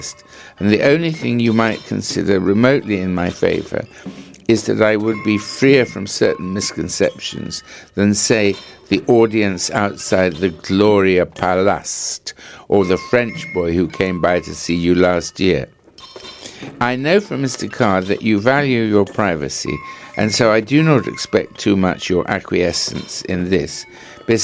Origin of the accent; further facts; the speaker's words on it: England, United Kingdom; I am from England, in America for the first time, and leaving in about a fortnight.